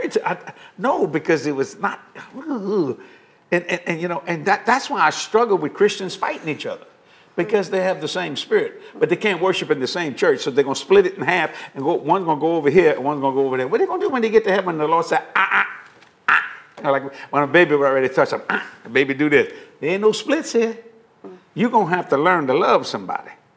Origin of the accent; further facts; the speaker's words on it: New Orleans, Louisiana, United States; also born or lived in Houma, Louisiana; I would have been raised on the West Bank of New Orleans